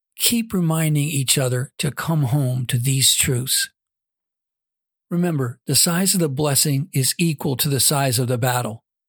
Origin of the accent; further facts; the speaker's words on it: Southern California, United States; also born or lived in Central Coast, California; I was born and raised in Southern California, now residing in the Central Coast of California.